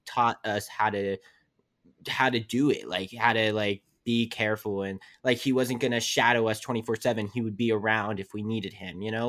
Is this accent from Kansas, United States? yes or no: no; West Virginia, United States; moved away as an adult; I'm from West Virginia where it's, like, a small town